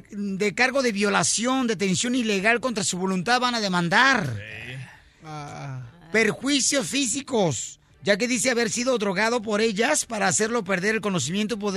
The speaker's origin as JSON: {"language": "Spanish", "town": "Ocotlán", "region": "Jalisco", "country": "Mexico", "tie": "born or raised there", "moved": "yes"}